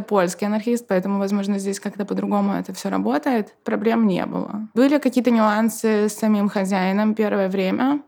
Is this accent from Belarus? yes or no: yes; Belarus; now in Poznań, Poland; я как белоруска